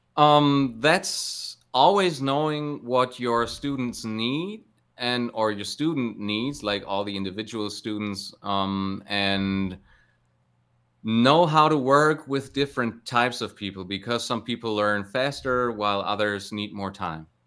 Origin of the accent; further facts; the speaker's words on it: Cologne, North Rhine-Westphalia, Germany; in and around my hometown of Cologne